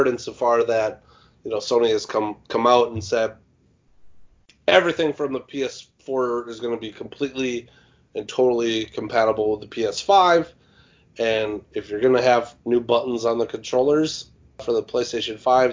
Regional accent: Midwest, United States; I'm from the Midwest

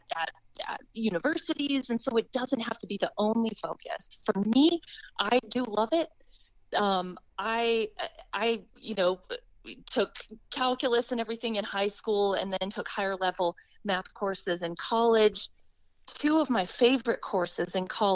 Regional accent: Twin Cities area, Minnesota, United States; I'm from Minnesota, from the Twin Cities area

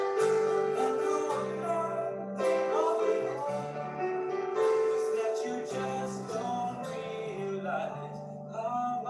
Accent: Bombay, Maharashtra, India; from Bombay Tamil, as we call it, Mocha. Welcome to a typical Eurasian family on a Saturday afternoon at our house in Bombay Tamil.

